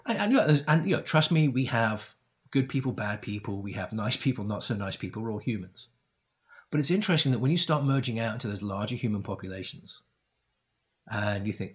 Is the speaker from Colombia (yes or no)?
no; Isle of Man; also born or lived in United Kingdom / France; now in United States; growing up on the Isle of Man